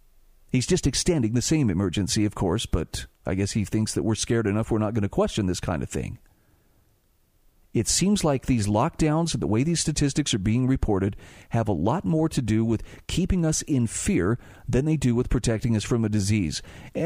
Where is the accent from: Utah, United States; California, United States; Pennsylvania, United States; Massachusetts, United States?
Utah, United States; here in my home state of Utah, why we've had 2 days with over 1,000 new cases.